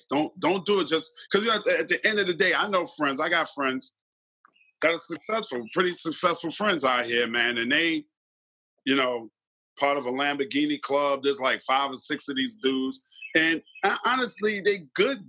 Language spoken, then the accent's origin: English; New York City, New York, United States; I'm from Hollis, Queens, New York. I grew up in an era when there's certain codes and certain morals